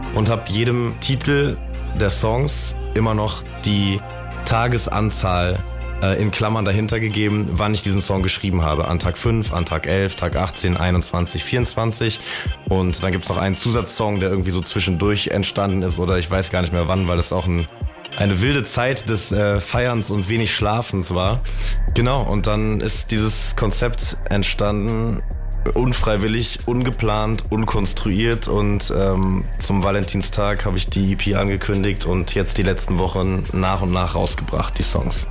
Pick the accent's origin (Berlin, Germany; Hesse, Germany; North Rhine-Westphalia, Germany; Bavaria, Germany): North Rhine-Westphalia, Germany; a suburb of Düsseldorf; Ich komme ja gar nicht aus Frankfurt tatsächlich, aber das nehmen viele an. Aber ich komme aus äh, einer Vorstadt von Düsseldorf.